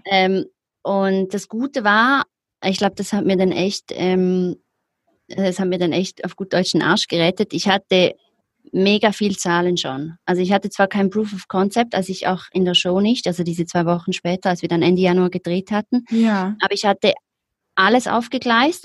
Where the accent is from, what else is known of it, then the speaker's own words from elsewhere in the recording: Zurich, Switzerland; ich komme aus Zürich, aus der Schweiz, wie man wahrscheinlich hört, ähm, lebe auch immer noch